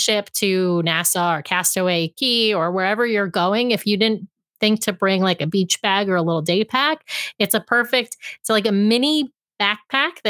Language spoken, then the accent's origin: English; New York, United States; also born or lived in Washington state; now in Washington, United States; I'm originally from New York. I'm transplanted here in Washington state